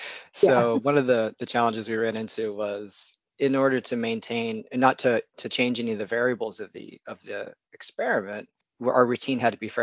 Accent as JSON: {"language": "English", "region": "California", "country": "United States", "tie": "born or raised there", "said": "So I'm actually a California native. I was born and raised in the Central Valley, born in Sacramento, but my dad worked for the state. And so we moved around a bit every time he kind of had a new position."}